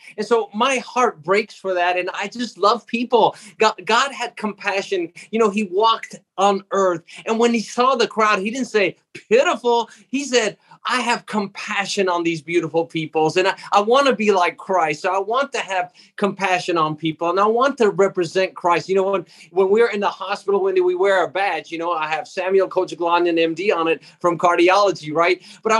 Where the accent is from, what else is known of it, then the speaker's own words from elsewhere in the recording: Jerusalem, Jerusalem District, Israel; I grew up in Jerusalem, the Holy Land, and I was brought up in an Armenian community. We're Armenians by background, and so I was brought up there.